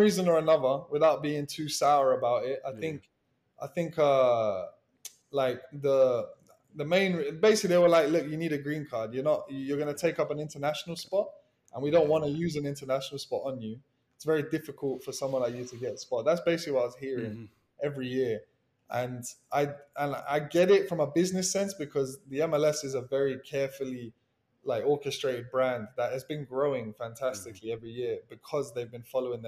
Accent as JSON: {"language": "English", "region": "England", "country": "United Kingdom", "moved": "as an adult", "lives_now": "Miami, United States", "said": "as an Englishman"}